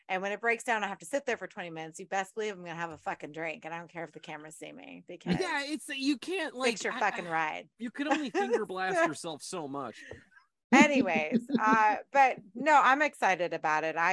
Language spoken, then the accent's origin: English; Texas, United States; And I'm from Texas.